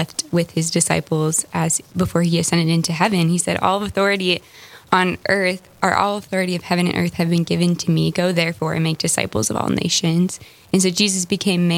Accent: New Rockford, North Dakota, United States; also born or lived in Flagstaff, Arizona; from a farm in New Rockford, North Dakota

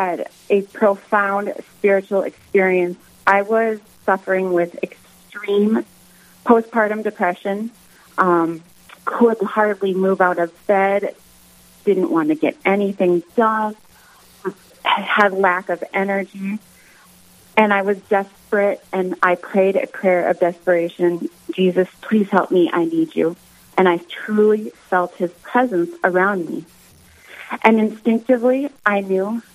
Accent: Harvey, North Dakota, United States; now in Velva, United States; I grew up in Harvey.

